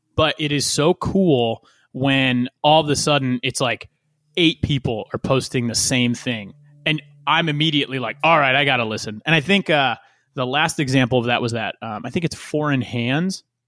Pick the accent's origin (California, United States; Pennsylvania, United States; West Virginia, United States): Pennsylvania, United States; West Chester; growing up in Westchester, Pennsylvania, like right around that area